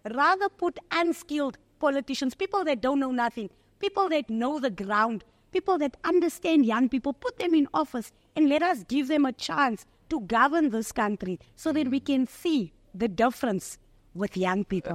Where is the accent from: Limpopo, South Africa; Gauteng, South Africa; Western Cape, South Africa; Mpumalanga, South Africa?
Gauteng, South Africa; Johannesburg; I'm from Eldorado Park